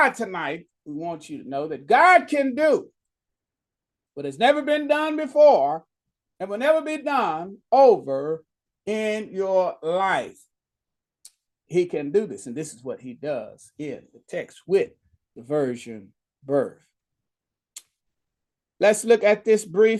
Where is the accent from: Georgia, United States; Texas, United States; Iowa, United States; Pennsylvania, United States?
Texas, United States; Dallas; moved away; I'd have to go back to Dallas, Texas